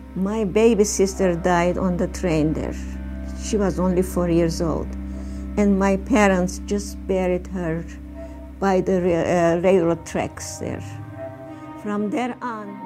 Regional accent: Syracuse, New York, United States; now in Massachusetts, United States; I was born in Syracuse, New York, and um, now live in Massachusetts.

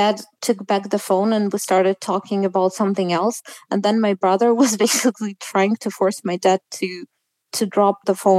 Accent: Russia; moved away; I am from Russia. I literally came from you.

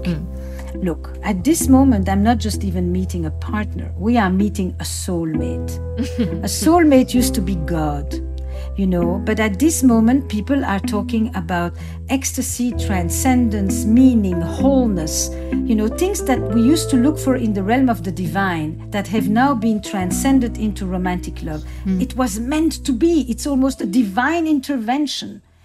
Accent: Antwerp, Flanders, Belgium; I grew up in Antwerp, uh, in Belgium, in a community that was all Jewish Holocaust survivors

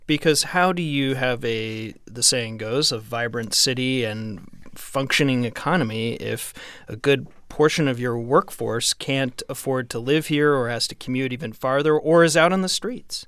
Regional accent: the West, United States; I'm from the West.

